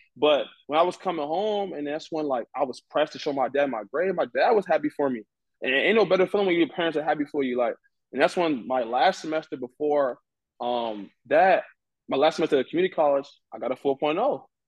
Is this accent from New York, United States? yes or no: no; Washington, District of Columbia, United States; I'm originally from Nigeria, but I was born and raised in Washington D.C.